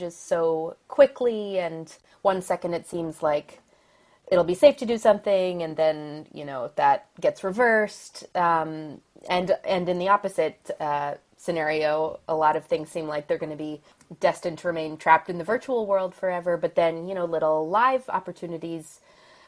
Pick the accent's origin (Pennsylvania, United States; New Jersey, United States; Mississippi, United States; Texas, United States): Pennsylvania, United States; Philadelphia; accent: American; I was raised in the Philadelphia area, so I consider myself a Philly native